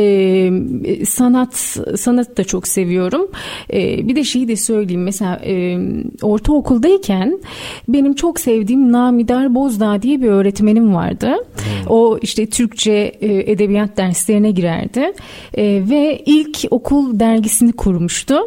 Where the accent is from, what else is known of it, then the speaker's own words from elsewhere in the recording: Istanbul, Turkey; also born or lived in Malatya; Malatya doğumluyum hatırlıyorum. Çok küçük yaşta e, babamın işinden dolayı Malatya'ya gidiyoruz. Hmm. Annem orada doğum yapıyor ve ardından e, bir yaşındayken daha bir yaşında bile olmadan İstanbul'a geri dönüyoruz.